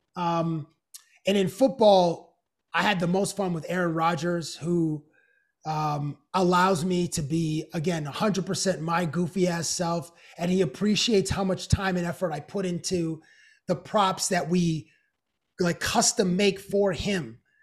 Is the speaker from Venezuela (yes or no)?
no; Canada; also born or lived in United States; being a Canadian living in the United States